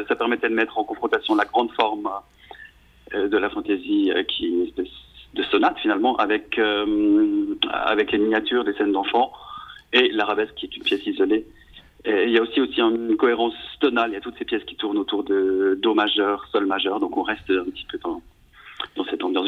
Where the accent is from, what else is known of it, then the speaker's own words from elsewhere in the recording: Switzerland; je suis né en Suisse de, parents italiens, donc j'ai deux nationalités